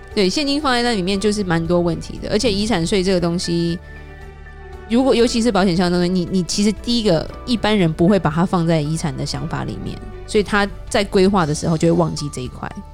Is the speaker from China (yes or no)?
no; Taiwan; now in United States; 我们台湾人爱吃的东西